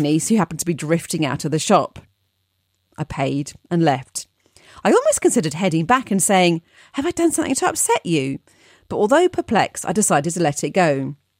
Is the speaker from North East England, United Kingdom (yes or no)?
no; London, United Kingdom; being a Londoner